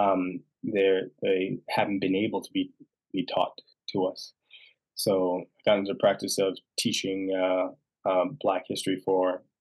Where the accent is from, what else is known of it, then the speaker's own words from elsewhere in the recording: Toronto, Ontario, Canada; Born and raised in Toronto